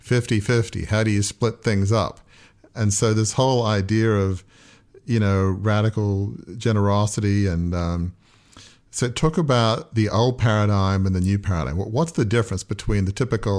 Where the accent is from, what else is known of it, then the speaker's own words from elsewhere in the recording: Australia; now in United States; I'm from Australia